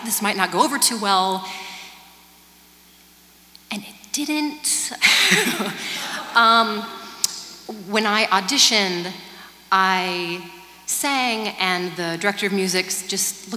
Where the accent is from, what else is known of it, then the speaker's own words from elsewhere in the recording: Kansas, United States; also born or lived in California; now in Nashville, United States; I grew up in Kansas listening to Motown